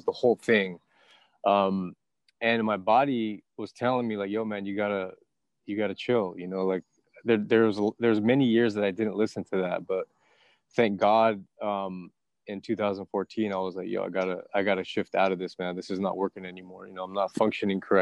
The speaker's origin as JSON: {"language": "English", "town": "San Diego", "region": "California", "country": "United States", "tie": "born or raised there", "also_born_or_lived": "New York / Texas", "moved": "as an adult", "said": "Right now I'm in San Diego, California, actually, my hometown."}